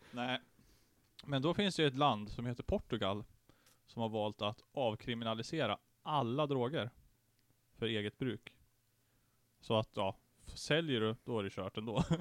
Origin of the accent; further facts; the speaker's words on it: Sweden; jag är faktiskt född i Bobygden.